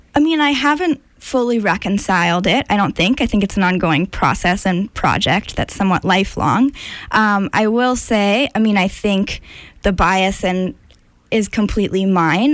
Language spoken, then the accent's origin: English; Amherst, Massachusetts, United States; also born or lived in India; I grew up in Amherst, Massachusetts, in the western part of the state